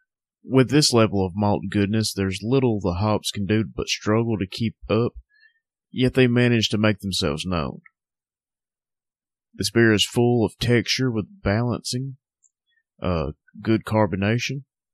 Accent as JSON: {"language": "English", "region": "North Alabama", "country": "United States", "tie": "born or raised there", "said": "Southern Package, my hometown craft beer shop. So if you live in North Alabama, go check them out."}